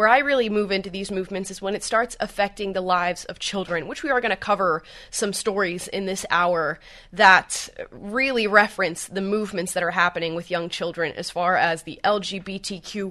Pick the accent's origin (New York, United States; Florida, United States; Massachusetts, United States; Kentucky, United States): Florida, United States; Central Florida near Orlando, United States; I grew up in Central Florida near Orlando